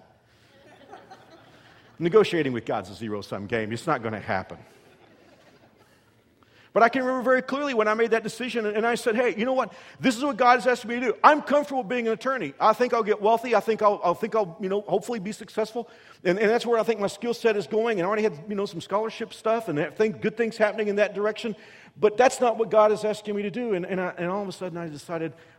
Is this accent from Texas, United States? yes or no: yes; Texas, United States; moved away as an adult; also born or lived in Kansas; as a Texan